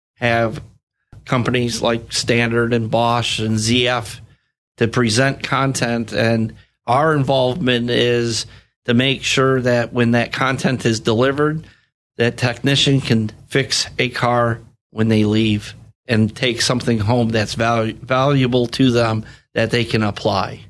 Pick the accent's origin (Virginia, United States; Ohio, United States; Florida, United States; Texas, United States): Florida, United States; Sanibel; I grew up on Sanibel Island. My dad had a gas station out there, and I have ties to the area